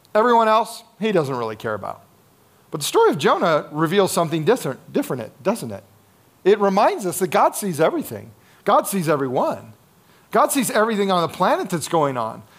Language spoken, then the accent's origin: English; United States; one of our challenges as Americans